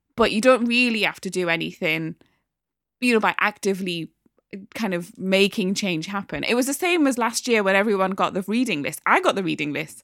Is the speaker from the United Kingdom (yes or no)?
yes; Newcastle upon Tyne, North East England, United Kingdom; also born or lived in Midlands; I'm a Geordie, you know, brought up